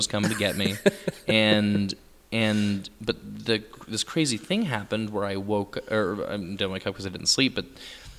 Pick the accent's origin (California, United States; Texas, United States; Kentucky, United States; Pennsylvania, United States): Texas, United States; moved away as an adult; also born or lived in New York City; I grew up in Texas, and so we had high school musicals